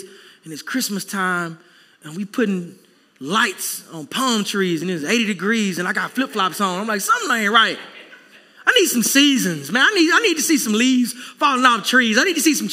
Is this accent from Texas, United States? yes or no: yes; Texas, United States; now in South Florida, United States; I'm a Texan through and through